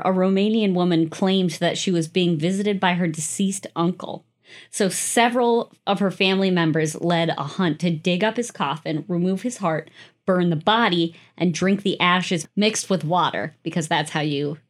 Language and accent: English; United States; I'm an American.